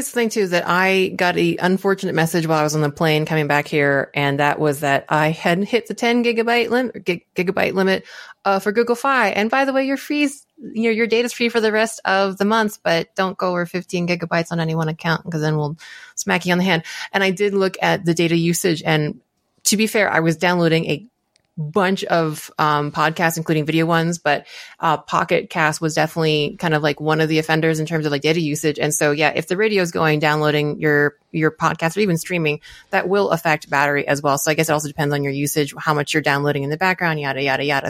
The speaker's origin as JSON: {"language": "English", "region": "Maryland", "country": "United States", "said": "I'm from Maryland"}